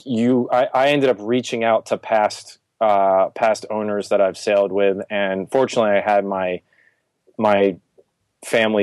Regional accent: Virginia, United States; also born or lived in New England; I'm from originally the New England area, and then I grew up in Virginia

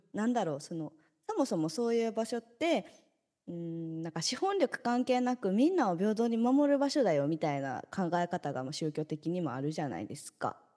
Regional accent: Kansai, Japan; now in Tokyo, Japan; 私関西に生まれてよかった

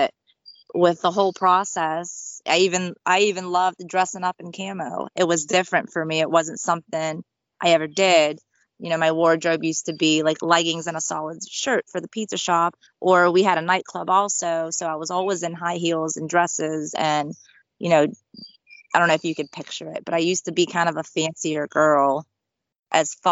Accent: United States; We are all from Sicily. My sister and I were actually born in the USA

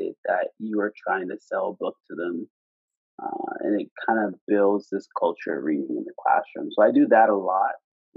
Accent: Preston, Nova Scotia, Canada; I'm from Preston, Nova Scotia

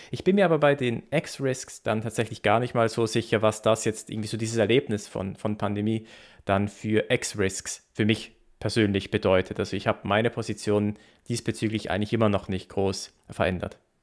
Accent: Basel, Basel-Stadt, Switzerland; in Basel, wo, wo ich herkomme.

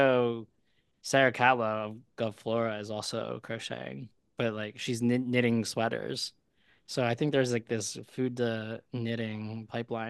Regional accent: Malaysia; now in United States; I'm Malaysian, so you didn't ask, but like I love Malaysian food

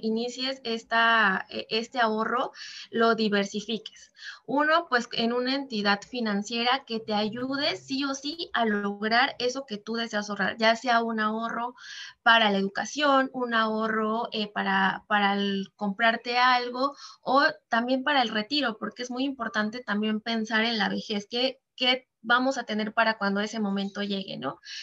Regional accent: Veracruz, Mexico; now in Mexico City, Mexico; yo originalmente eh, soy de Veracruz, actualmente vivo en la Ciudad de México

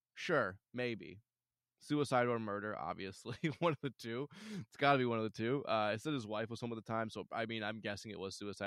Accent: Michigan, United States; I'm from Michigan

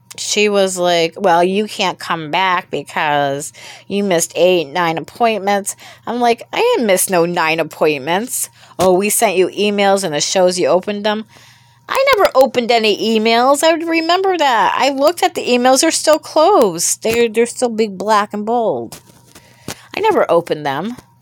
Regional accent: United States; I was born in America

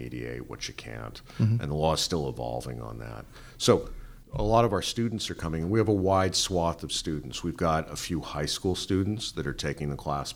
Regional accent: Los Angeles, California, United States; I grew up in the Valley

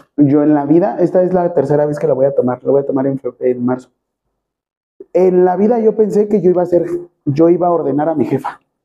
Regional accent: Mexico; Nosotros somos mexicanos

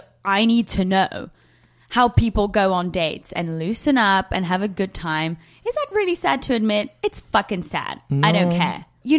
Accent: London, United Kingdom; I'm from London. I don't fucking miss rain.

